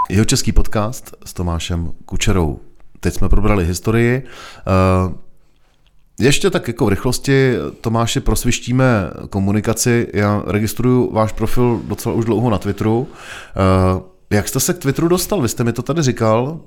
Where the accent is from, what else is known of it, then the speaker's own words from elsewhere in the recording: Týn nad Vltavou, South Bohemian Region, Czechia; also born or lived in Prague; Já jsem z Týna nad Vltavou